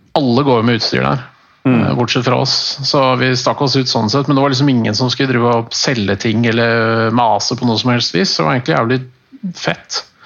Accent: Norway; jeg er norsk

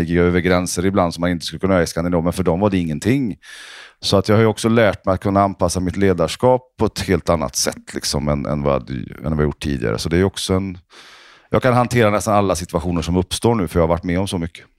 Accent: Sweden; Norwegian is a second language; moved away; i Sverige har vi jo det mot Frankrike

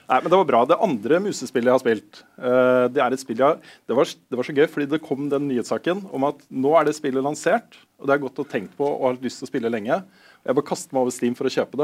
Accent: Moss, Østfold, Norway; jeg er jo fra Moss til og med

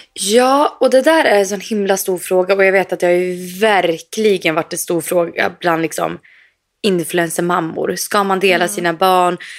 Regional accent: Sweden; moved away; vi kan ju gå på ICA hemma i Sverige

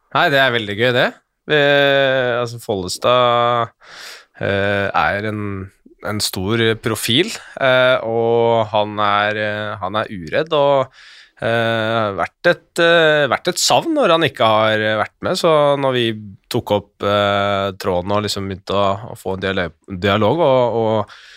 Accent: Skjetten, Akershus, Norway; jeg er fra Skjetten

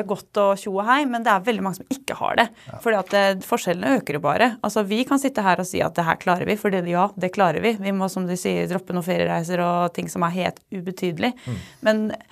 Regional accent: Hvaler, Østfold, Norway; jeg er fra Hvaler og selvfølgelig elsker omtrent alt ved Hvaler

